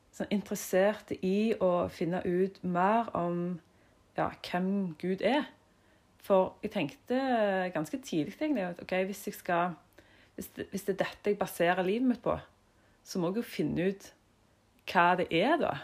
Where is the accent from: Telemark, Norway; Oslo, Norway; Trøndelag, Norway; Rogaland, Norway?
Rogaland, Norway; Jørpeland; jeg er jo fra Jørpeland. Mm. Stolt av det. Ja, og vokste opp i en familie på seks.